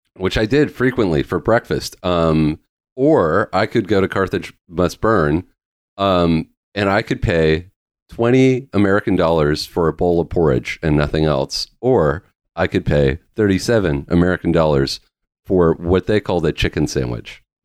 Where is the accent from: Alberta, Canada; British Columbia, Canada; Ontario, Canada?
British Columbia, Canada; Vancouver Island; I grew up in Va, uh, in British Columbia, I grew up on Vancouver Island